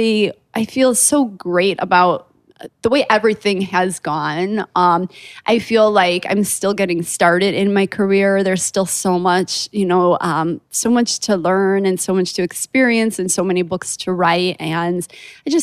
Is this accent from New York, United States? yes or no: no; Chicago, Illinois, United States; I'm from Chicago